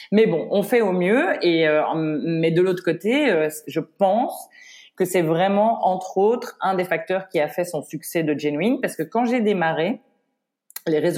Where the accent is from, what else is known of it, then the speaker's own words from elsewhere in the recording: Paris, Île-de-France, France; je suis, euh, tu sais, je suis parisienne à